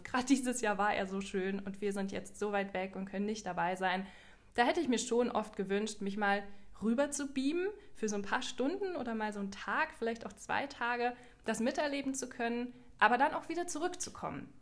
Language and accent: German; Germany; bei uns in Deutschland